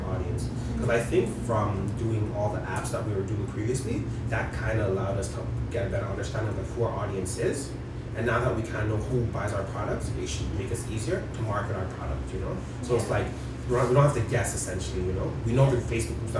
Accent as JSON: {"language": "English", "town": "Toronto", "region": "Ontario", "country": "Canada", "said": "we're from Toronto"}